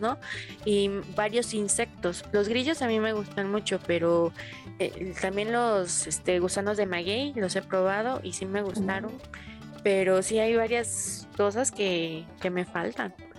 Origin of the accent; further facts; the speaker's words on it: Mexico; soy orgullosamente mexicana